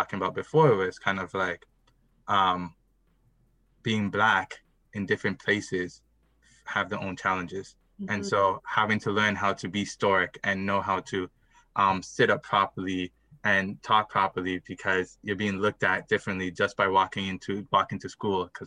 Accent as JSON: {"language": "English", "town": "Mississauga", "region": "Ontario", "country": "Canada", "tie": "born or raised there", "said": "I grew up in Mississauga. I grew up North Mississauga."}